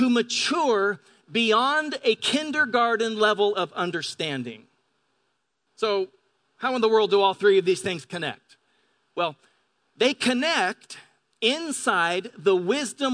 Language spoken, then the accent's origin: English; Pend Oreille River, eastern Washington, United States; now in La Verne, United States; I grew up on the Pend'Oreille River in eastern Washington